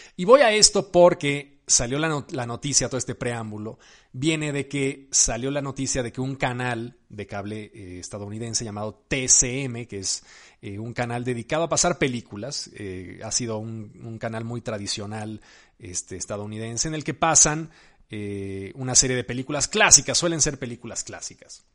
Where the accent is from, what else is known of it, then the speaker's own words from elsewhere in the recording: Mexico; yo soy mexicano